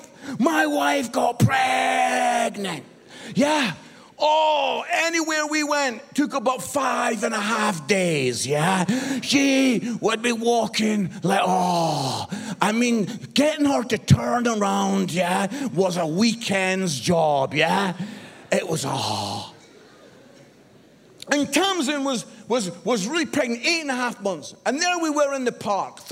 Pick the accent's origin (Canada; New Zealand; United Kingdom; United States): United Kingdom; Edinburgh, Scotland; moved away as an adult; also born or lived in Barnsley; I was born in Edinburgh, the most beautiful city in the world